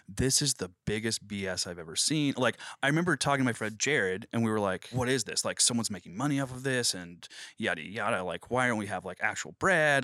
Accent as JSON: {"language": "English", "town": "Cushing", "region": "Oklahoma", "country": "United States", "moved": "as an adult", "lives_now": "Springfield, United States", "said": "I'm from Cushing, Oklahoma"}